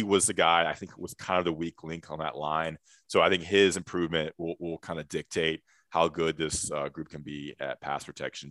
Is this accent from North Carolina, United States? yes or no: yes; Greensboro, North Carolina, United States; Greensboro, North Carolina, my hometown, my high school.